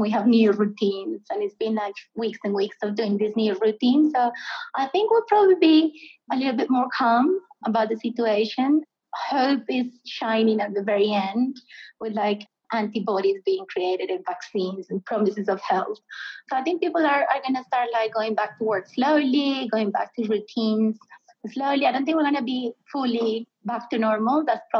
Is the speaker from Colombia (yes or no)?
yes; Medellin, Antioquia, Colombia; Yes, I'm from Medellin, and Medellin has Nacional.